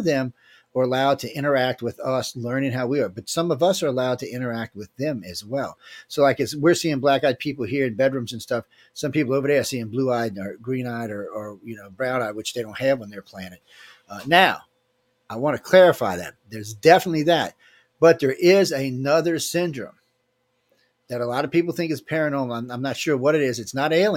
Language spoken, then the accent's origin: English; New Orleans, Louisiana, United States; I grew up in New Orleans